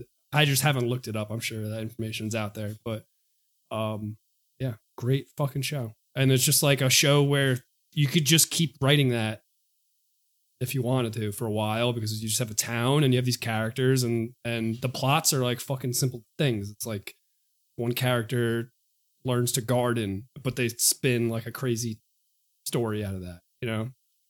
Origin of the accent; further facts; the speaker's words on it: New York, United States; Maybe it's because I'm from New York and like